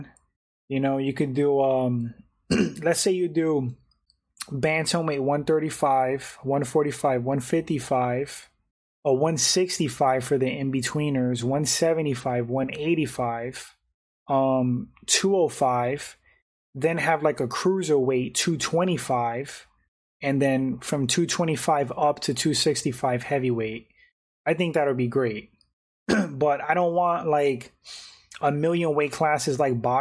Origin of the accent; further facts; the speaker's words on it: New York City, New York, United States; also born or lived in West Palm Beach, Florida / Fort Lauderdale, Florida / Jacksonville, Florida; I'm from New York, so it's crazy how, like, I could adapt to Florida.